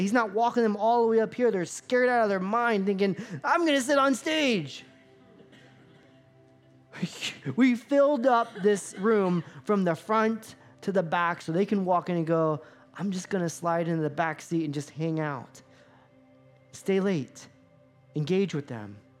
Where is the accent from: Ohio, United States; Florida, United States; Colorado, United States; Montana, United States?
Florida, United States; I grew up in Florida